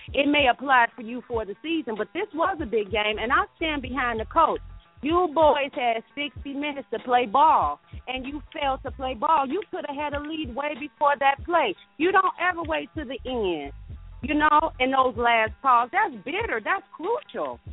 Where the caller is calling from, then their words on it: Georgia, United States; I'm calling from Georgia